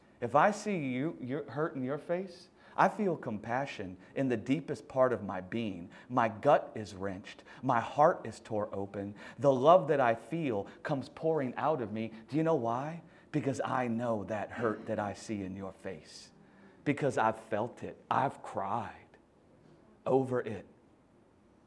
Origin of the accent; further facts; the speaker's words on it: the South, United States; I'm from the South in America. I don't know if you can tell, I have a funny accent.